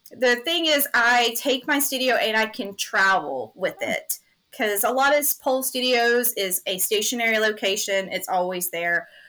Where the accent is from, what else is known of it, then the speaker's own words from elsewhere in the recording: Greenville, South Carolina, United States; I'm born and raised in Greenville, South Carolina, so my roots are here.